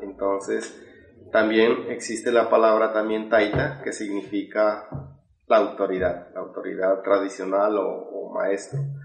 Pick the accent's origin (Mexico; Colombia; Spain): Colombia; Sibundoy Valley, Putumayo; yo vengo de, de, un pueblo originario que se llama Camsravilla, del Valle Segundo de Putumayo, eh, parte de la Amazonía, Amazonía colombiana